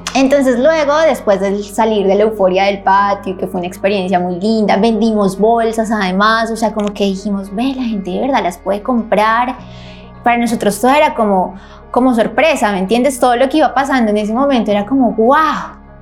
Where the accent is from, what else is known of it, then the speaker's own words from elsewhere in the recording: Colombia; moved away as an adult; now in Buenos Aires, Argentina; Soy colombiana